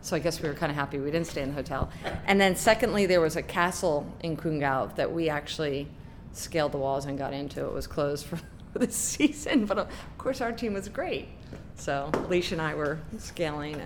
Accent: Gladwyne, Pennsylvania, United States; I am from Gladwin, Pennsylvania

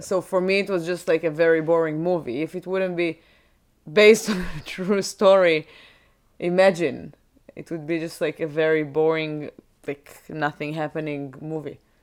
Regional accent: Israel; moved away; when you're growing in Israel, growing up in Israel

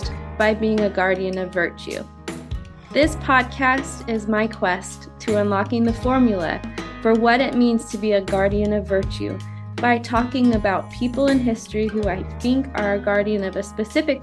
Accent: California, United States; moved away as an adult; also born or lived in Idaho; I grew up in California

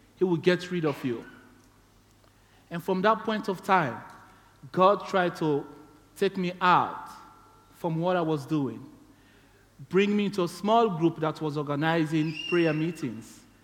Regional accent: Sierra Leone; moved away as an adult; now in Tasmania, Australia; I'm from Sierra Leone

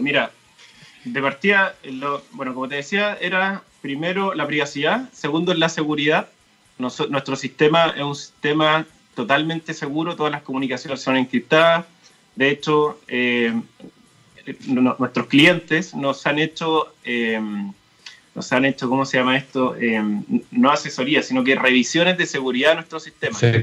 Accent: Talca, Maule, Chile; now in Santiago, Chile; soy de Talca

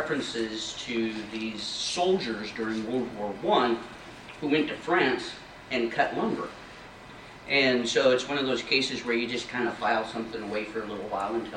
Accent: Libby, Montana, United States; I grew up in Libby, Montana

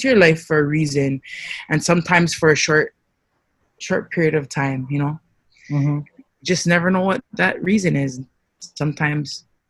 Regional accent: Louisiana, United States; born there; I was born in Louisiana. My father's from Samoa. He met my mother here on Oahu. And my mother is from Waimanalo.

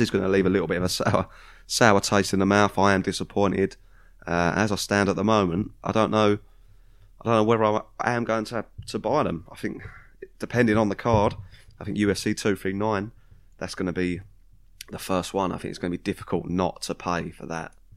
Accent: United Kingdom; we're British

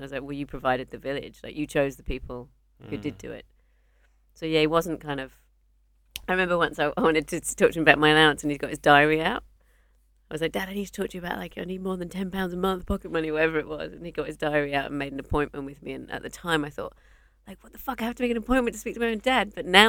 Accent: Australia; I'm here for 10 days. I'm visiting from Australia.

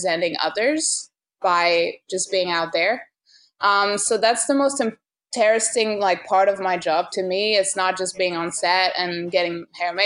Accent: France; moved away as an adult; now in New York, United States; Growing up in France and just like being a woman in France

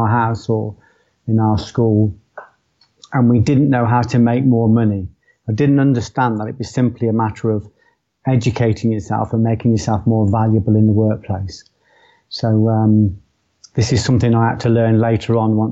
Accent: Coventry, West Midlands, United Kingdom; I was born in Coventry. I was born in a place called Tile Hill, moved quickly to a place called Walsgrave, and I spent the next 17 years there.

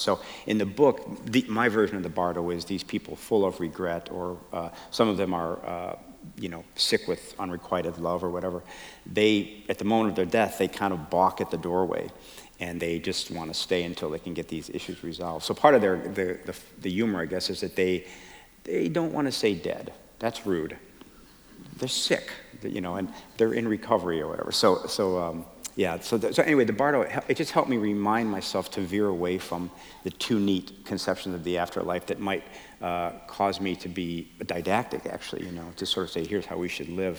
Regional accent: Chicago, Illinois, United States; I was raised Catholic in Chicago

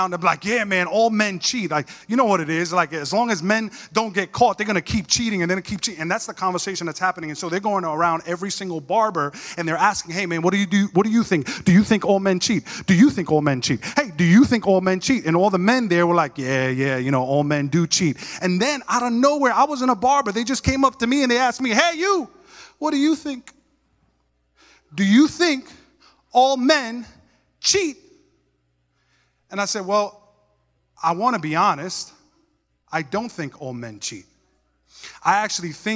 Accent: New York, United States; moved away; I was from New York

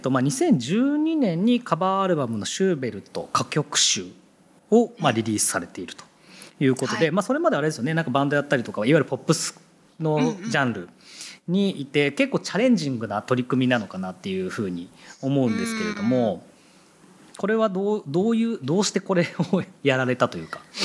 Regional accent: Yokohama, Kanagawa, Japan; 同じ横浜出身ですね

